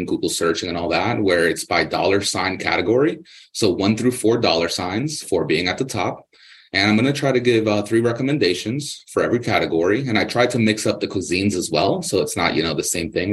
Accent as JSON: {"language": "English", "region": "East Coast", "country": "United States", "tie": "born or raised there", "also_born_or_lived": "Arizona", "moved": "as an adult", "lives_now": "Phoenix, United States", "said": "I was born and raised on the East Coast"}